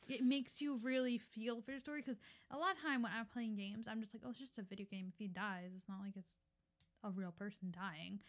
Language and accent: English; Philadelphia, Pennsylvania, United States; we grew up in Philly going to public school